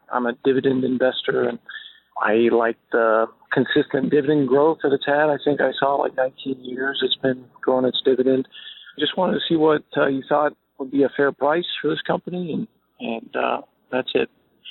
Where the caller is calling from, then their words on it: Phoenix, Arizona, United States; I'm calling from Phoenix.